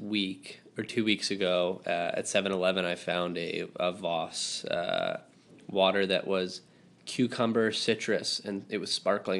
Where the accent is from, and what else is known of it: Canada